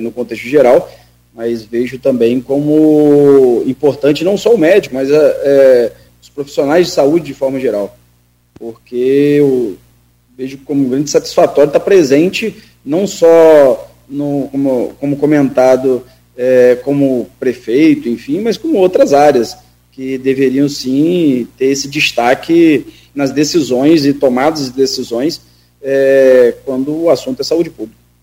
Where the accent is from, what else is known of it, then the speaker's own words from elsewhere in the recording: São Francisco de Itabapoana, Rio de Janeiro, Brazil; minha cidade natal é São Francisco